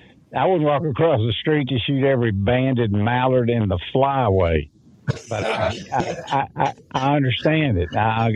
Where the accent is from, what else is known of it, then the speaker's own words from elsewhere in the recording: Florida, United States; I grew up hunting in the Homosassa National Forest, and I ran the archery division of a big sporting goods store down there.